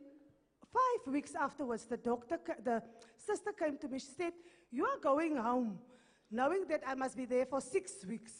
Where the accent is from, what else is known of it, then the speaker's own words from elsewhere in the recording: Morokweng, North West, South Africa; I'm from Morokweng in the Northwest.